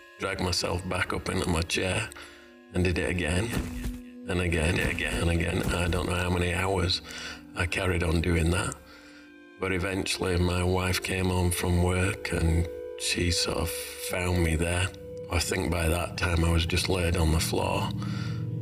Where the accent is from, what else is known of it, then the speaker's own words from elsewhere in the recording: Leeds, Yorkshire and the Humber, United Kingdom; moved away as an adult; now in Australia; I was born in Leeds, Yorkshire, in the UK. Moved over to Australia in 1995, but this is where I call home.